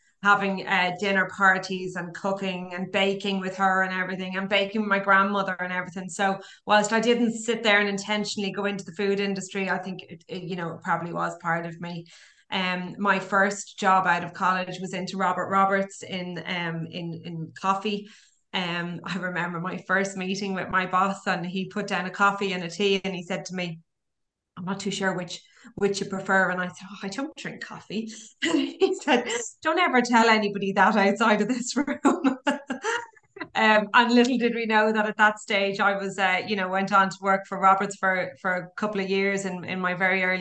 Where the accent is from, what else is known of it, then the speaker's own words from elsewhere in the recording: Dublin, Leinster, Ireland; moved away; I'm from Dublin